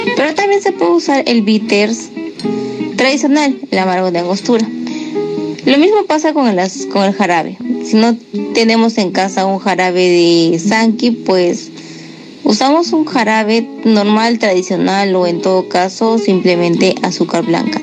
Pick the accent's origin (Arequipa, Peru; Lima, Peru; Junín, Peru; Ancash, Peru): Arequipa, Peru; Huambo; soy del distrito de Huambo, uno de los 20 distritos de la provincia de Cailloma, Arequipa